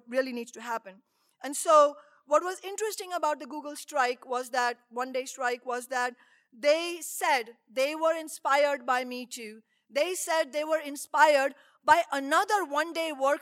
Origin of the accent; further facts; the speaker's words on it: India; moved away; all the way from India, my home country